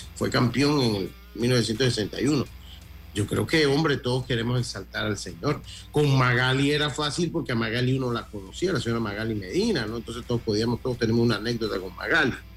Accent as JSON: {"language": "Spanish", "country": "Panama", "said": "Nosotros como Panamá, siendo un país pues yo diría que de centro derecha"}